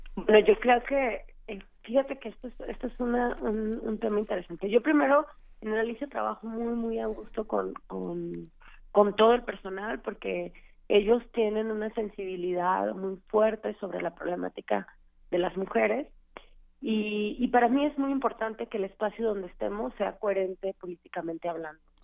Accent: Tijuana, Baja California, Mexico; now in Mexico City, Mexico; yo soy de Tijuana, yo tocaba en una banda en Tijuana

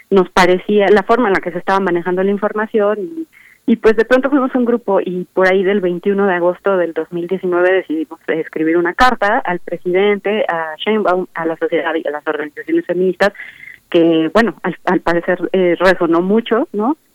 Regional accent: Mexico; O se está cuestionando realmente algunos valores que nos identifican como mexicanos

